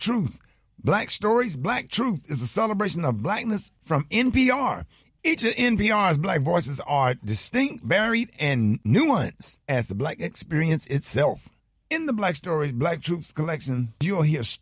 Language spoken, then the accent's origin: English; Birmingham, Alabama, United States; I'm from Birmingham, Alabama